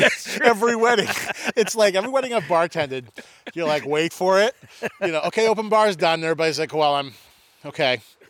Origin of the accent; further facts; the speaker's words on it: Northeast, United States; growing up in the Northeast